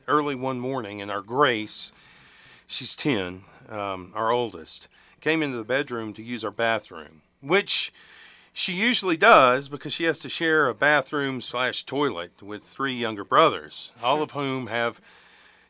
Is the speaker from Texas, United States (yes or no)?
yes; West Texas, United States; accent: West Texas; I'm Irish, but, my tongue's too West Texas fat now.